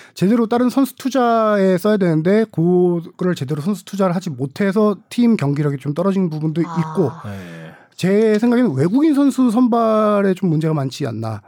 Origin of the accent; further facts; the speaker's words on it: Suwon, Gyeonggi Province, South Korea; 제 고향이 수원이라서